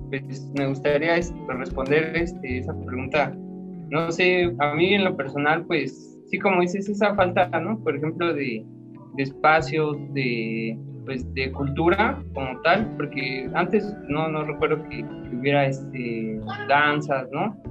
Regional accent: Coacalco, State of Mexico, Mexico; yo soy de aquí de Coacalco también

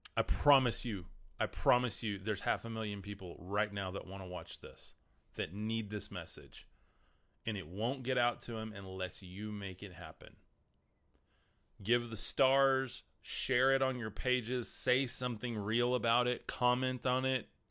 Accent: the Bible Belt, United States; We are in the middle of the Bible Belt here.

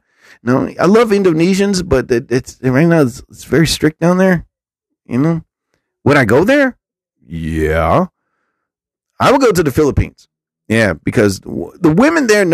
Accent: New Jersey, United States; I'm from New Jersey. Atlantic City is like an hour away from me

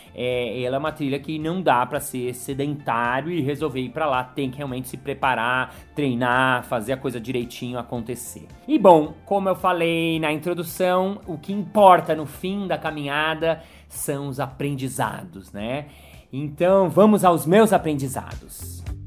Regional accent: São Paulo, Brazil; eu nasci em São Paulo, eu nasci em prédio, eu sou mega urbano

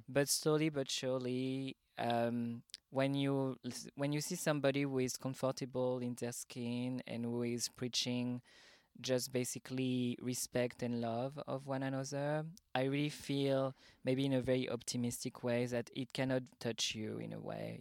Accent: Paris, Île-de-France, France; accent: French; English is a second language; moved away as an adult; now in Berlin, Germany; I'm originally from Paris, France, but I moved to Berlin just two weeks before the pandemic started in March

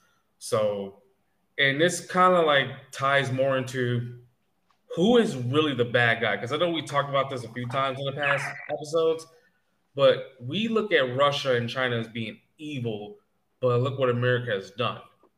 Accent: Canada; I never learned to speak their stupid-ass language, even though I'm Canadian.

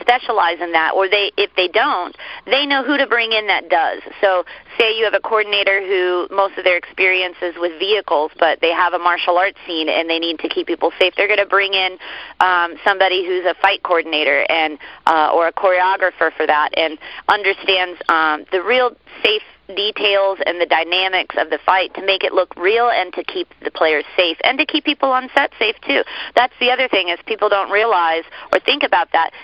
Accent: Orlando, Florida, United States; growing up in Florida, we're kind of backwood folks

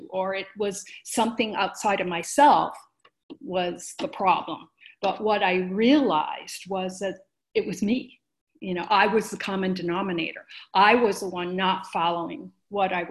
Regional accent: a suburb outside of Detroit, Michigan, United States; moved away as an adult; now in Colorado, United States; I grew up in Michigan, a suburb outside of Detroit

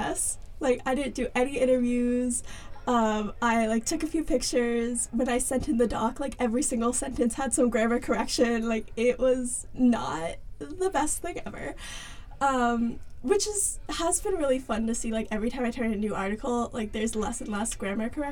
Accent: Charlotte, North Carolina, United States; I'm from Charlotte, North Carolina

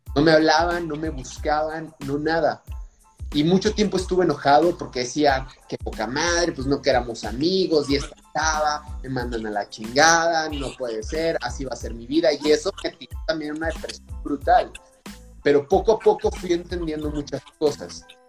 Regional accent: Durango, Mexico; also born or lived in Salamanca, Guanajuato; llegué aquí muy pequeño, de meses, y realmente todo mi desarrollo fue aquí en la ciudad de Durango

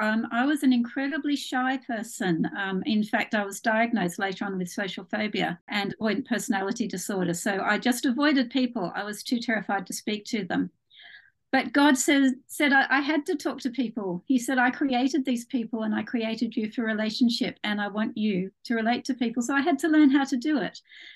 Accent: Australia; now in United Kingdom; My accent isn't entirely English. I was actually born in Australia.

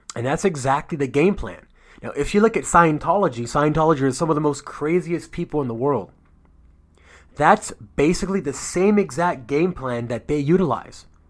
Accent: United States; I'm from America

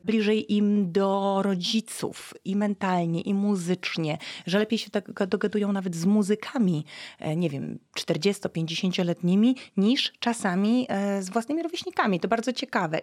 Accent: West Pomeranian Voivodeship, Poland; z profesorem Bodnarem pochodzimy z zachodniopomorskiego województwa. Jesteśmy ziomkami

